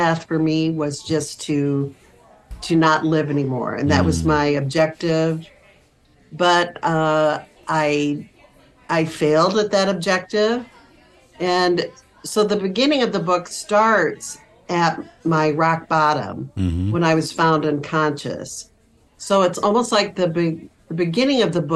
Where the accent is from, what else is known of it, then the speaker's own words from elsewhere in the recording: Iowa, United States; moved away as an adult; also born or lived in Wisconsin; I was born and raised in Iowa, the youngest of five girls in a Catholic household